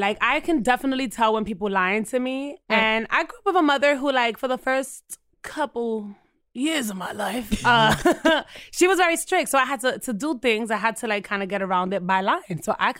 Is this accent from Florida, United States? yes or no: no; New York City, New York, United States; I'm Dominican, but you know, I was born and raised in the Bronx, so I don't know who I am.